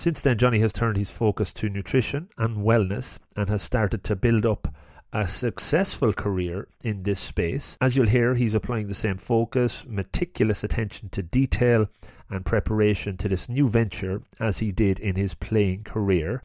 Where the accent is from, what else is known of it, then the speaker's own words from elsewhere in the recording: Longford, Leinster, Ireland; I grew up in Longford